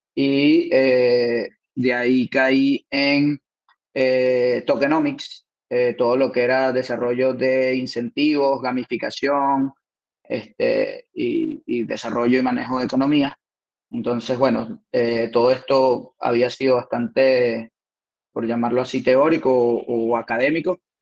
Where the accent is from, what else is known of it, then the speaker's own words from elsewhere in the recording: Lechería, Anzoátegui, Venezuela; moved away as an adult; now in Spain; soy de, de Puerto La Cruz, de Lecherías